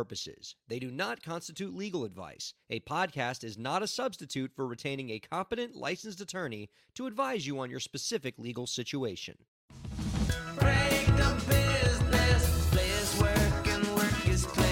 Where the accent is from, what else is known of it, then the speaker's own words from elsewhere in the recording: Miami, Florida, United States; moved away as an adult; also born or lived in New York; growing up in Miami how different we are until I moved to New York for the first time